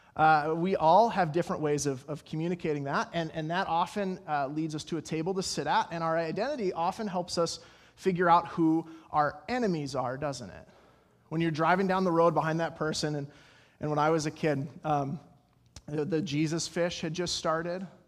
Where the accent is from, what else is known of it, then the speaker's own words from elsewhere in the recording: Colorado, United States; I'm from Colorado